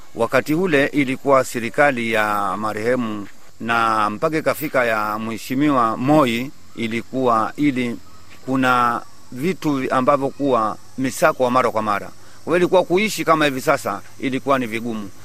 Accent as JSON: {"language": "Swahili", "town": "Kichaka Mkwaju", "region": "Kwale County", "country": "Kenya", "tie": "born or raised there", "said": "Nimezaliwa hapa hapa Kichaka Mkwaju. Wazazi wangu ni wa hapa hapa Kichaka Nkwaju"}